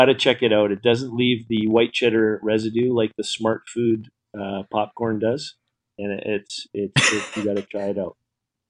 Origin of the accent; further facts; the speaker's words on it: Canada; I'm a Canadian guy, so I support Old Dutch.